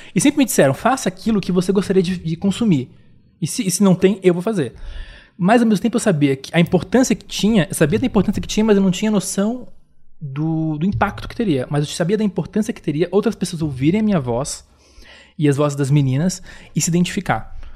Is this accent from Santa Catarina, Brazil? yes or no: yes; Florianópolis, Santa Catarina, Brazil; eu sou de Florianópolis, sou de um lugar